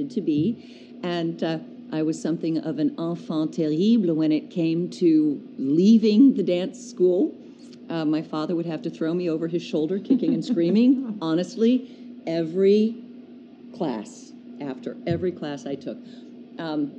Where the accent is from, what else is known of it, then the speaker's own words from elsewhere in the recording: Kansas City, Missouri, United States; I live in Kansas City. I was born here in Kansas City